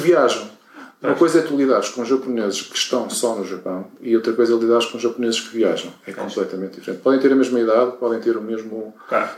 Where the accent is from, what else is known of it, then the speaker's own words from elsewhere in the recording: Portugal; nós como portugueses